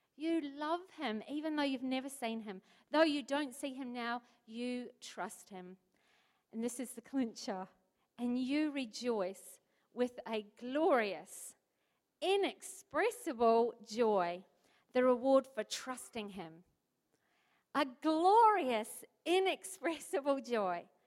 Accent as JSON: {"language": "English", "country": "New Zealand", "moved": "as an adult", "lives_now": "Port Lincoln, Australia", "said": "I'm from New Zealand"}